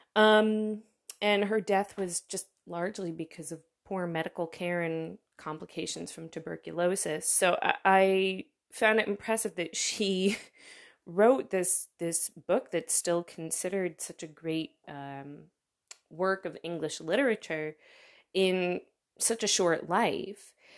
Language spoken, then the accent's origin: English; United States; now in Berlin, Germany; As an American